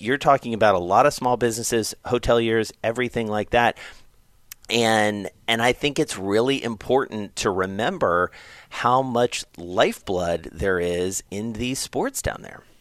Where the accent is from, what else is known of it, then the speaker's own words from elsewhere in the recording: the South, United States; moved away; I grew up in the South